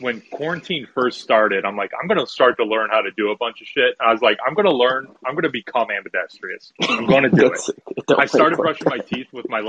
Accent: Cleveland, Ohio, United States; we're too Ohio. I'm from Cleveland, he's from Columbus.

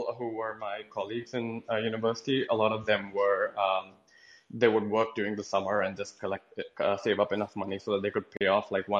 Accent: Canada; I mean, I'm from Canada, so I don't want to sound off like the smug Canadian who, you know, talks down to Americans.

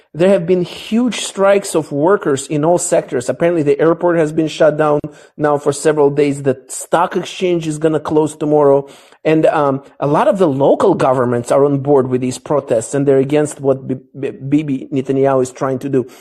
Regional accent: Israel; moved away; I grew up partially in Israel

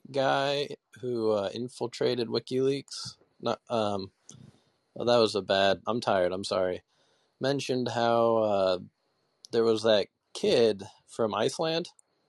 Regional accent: Fairbanks, Alaska, United States; now in Michigan, United States; Yeah, I'm from Fairbanks, Alaska. That's where I was from.

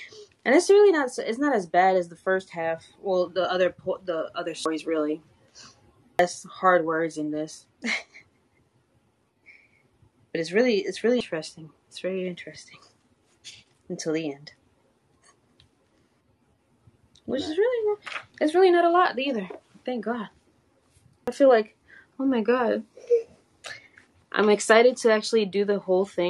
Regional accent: Southern, United States; accent: southern; Spanish; My southern accent comes out every once in a blue moon, but more my Spanish accent comes out a little bit too. So I can't tell if it's Spanish or Southern

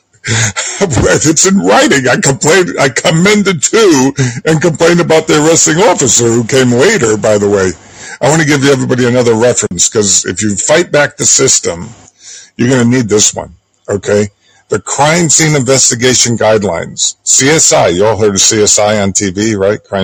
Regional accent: Trumbull, Connecticut, United States; I grew up in Trumbull, Connecticut

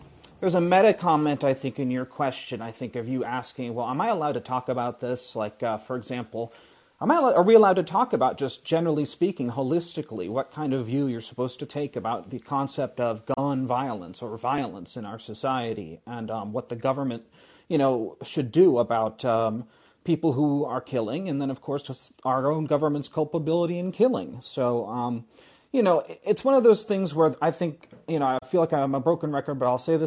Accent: United States; as an American

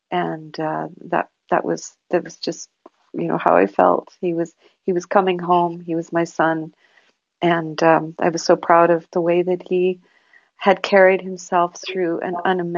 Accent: Canada; it struck me, you know, not as a Canadian, not as, you know, anyone that cares about human rights, it struck me as a mother.

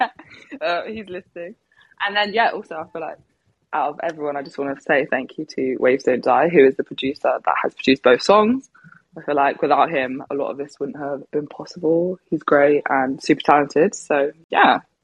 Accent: Devon, South West England, United Kingdom; now in London, United Kingdom; I'm originally from Devon, which is, I mean, yeah, it's quite far away from London, maybe about three hours.

